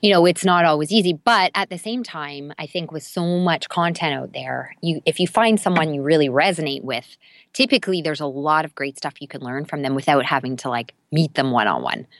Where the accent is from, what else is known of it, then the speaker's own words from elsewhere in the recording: Canada; I'm Canadian